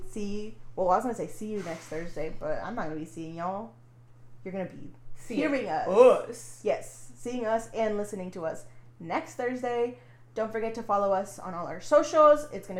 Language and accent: English; near Plano, Texas, United States; this comes from my home state. Texas, but it happened in Plano, and it's, like, close to where I grew up